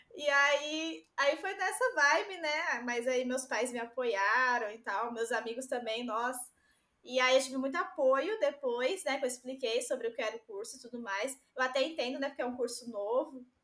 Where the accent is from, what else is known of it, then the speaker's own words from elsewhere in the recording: Itaquaquecetuba, São Paulo, Brazil; also born or lived in Rio de Janeiro; aqui na minha cidade, eu sou de Itaquaquecetuba, São Paulo, e estudo no Rio